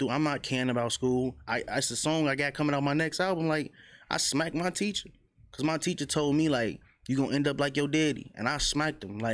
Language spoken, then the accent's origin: English; Chicago, Illinois, United States; I grew up on the low end, 47 in Michigan